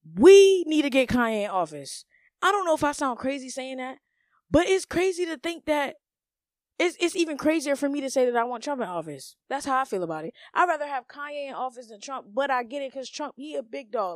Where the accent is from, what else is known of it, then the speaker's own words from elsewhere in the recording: United States; us Americans